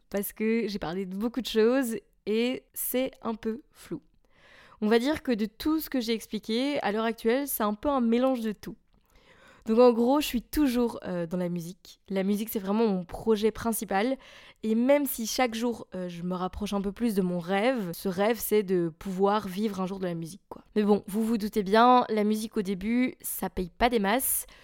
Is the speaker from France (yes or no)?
no; a small village near Charleroi, Wallonia, Belgium; moved away as an adult; also born or lived in Maastricht; now in Brussels, Belgium; je suis belge. J'habite à Bruxelles et anciennement je vivais dans un petit village tout paumé près de Charleroi